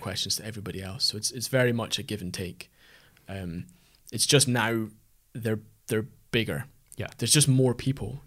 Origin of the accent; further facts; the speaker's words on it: Aberdeenshire, Scotland, United Kingdom; moved away; we're both from the Aberdeenshire area originally